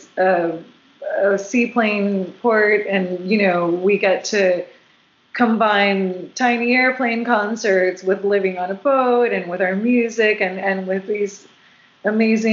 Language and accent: English; Puerto Rico; also born or lived in South Florida; now in West Coast, United States; I've lived on the West Coast since 2007, but I'm originally from Puerto Rico, and I did live in South Florida for 12 years.